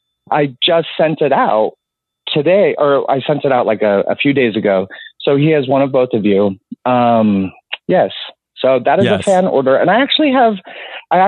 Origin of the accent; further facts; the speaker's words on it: Utah, United States; moved away; also born or lived in South Florida / Orlando / South Carolina / Los Angeles; I was born and raised in Utah and born and raised Mormon